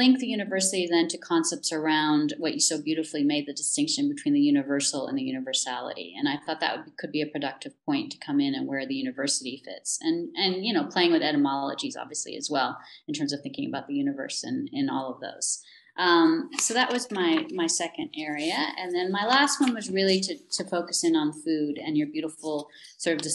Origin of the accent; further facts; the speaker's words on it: United States; moved away as an adult; now in South Africa; being American, trained in the US, but having been based in the South African Academy for the last 15 years